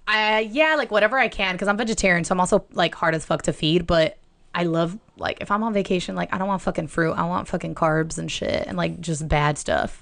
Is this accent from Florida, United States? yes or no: yes; Miami, Florida, United States; I'm from Miami